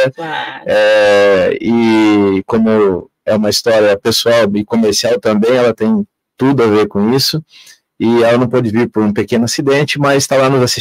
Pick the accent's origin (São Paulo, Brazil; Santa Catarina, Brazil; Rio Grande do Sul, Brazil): Santa Catarina, Brazil; born there; now in Foz do Iguaçu, Brazil; eu sou é, catarinense é, de certidão, mas eu sou iguaçuense de coração, com certeza, amo minha cidade.